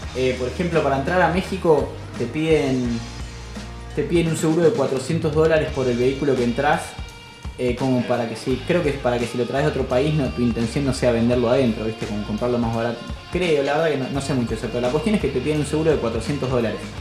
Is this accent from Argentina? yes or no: yes; Argentina; vengo desde Argentina